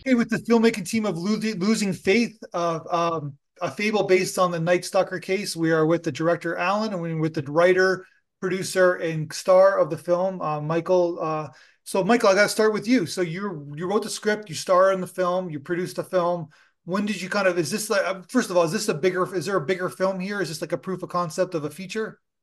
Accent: Toronto, Ontario, Canada; I'm from Toronto

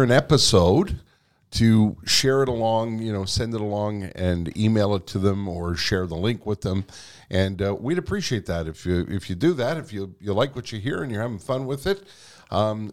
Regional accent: Montreal, Quebec, Canada; also born or lived in West Island, Montreal; I was born in Verdun. Mm-hmm. My parents were also both born in Verdun. Mm-hmm. And my dad moved us out to the West Island in 1965

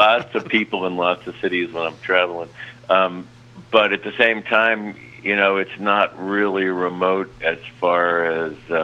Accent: New York City, New York, United States; moved away as an adult; also born or lived in Boston, Massachusetts; now in Woodstock, United States; I'm from New York originally, and then I moved to Boston when I was about 20 and stayed there for 30 years

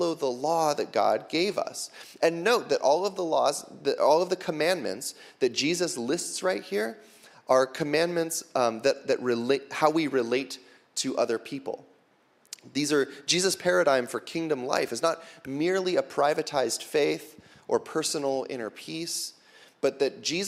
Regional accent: United States; we as American Christians

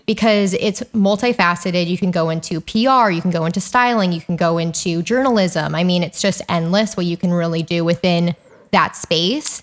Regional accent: Calabasas, California, United States; I grew up in Calabasas

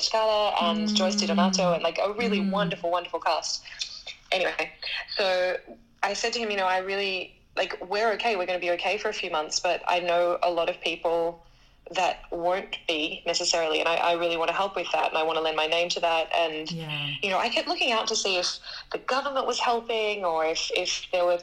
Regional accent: Australia; moved away as an adult; also born or lived in Sydney; now in Paris, France; I am an Australian soprano

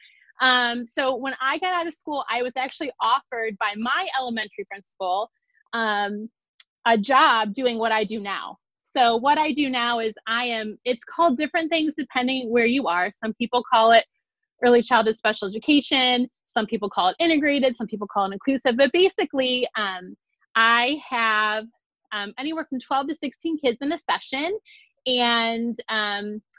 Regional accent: Ohio, United States; also born or lived in Las Vegas; I'm from Ohio

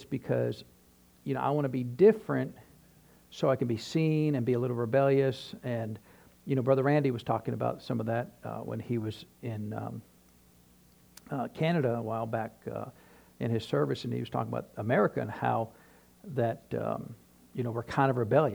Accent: New Hampshire, United States; now in Tennessee, United States; when I was growing up in New Hampshire

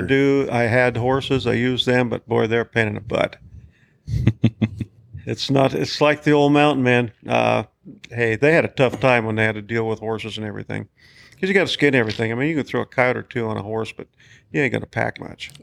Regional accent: United States; grew up right here in Bighorn County. Been living right here in Bighorn

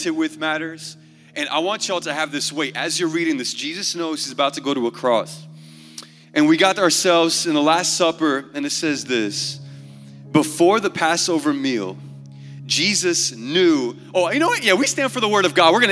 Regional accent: Portugal; I'm from Portugal.

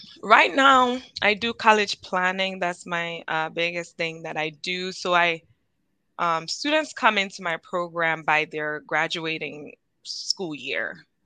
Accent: Ghana; now in United States; I'm Ghanaian

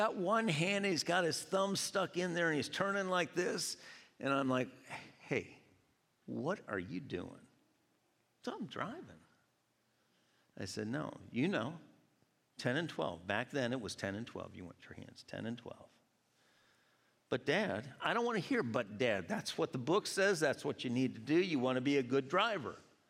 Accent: Georgia, United States; born there; I was born in Georgia, but I've been up here enough that I don't always say y'all.

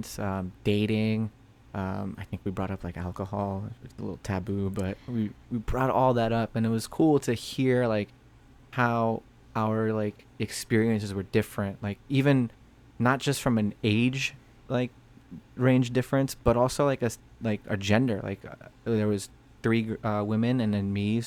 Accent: Orange County, California, United States; I'm from Orange County.

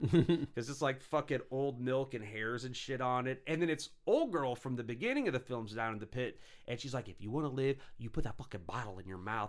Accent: St. Louis, United States; I'm, you know, Saint Louis, you know, kinda Illinois

